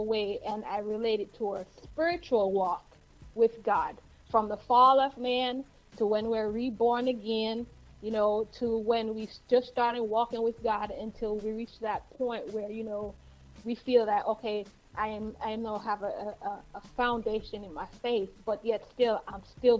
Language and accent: English; Jamaica; I am from Yard. Wait, let me say that right. We come from Yard.